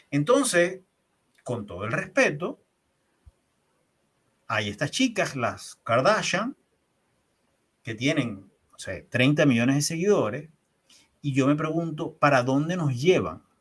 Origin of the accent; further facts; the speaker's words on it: Venezuela; now in Chile; Llego a Chile y no hay un taxi donde no me monte, que no me pregunten al saber que soy venezolano